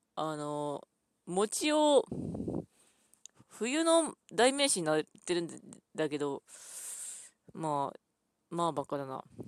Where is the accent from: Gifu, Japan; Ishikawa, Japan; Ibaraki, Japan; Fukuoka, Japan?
Ishikawa, Japan; 石川県なので私の出身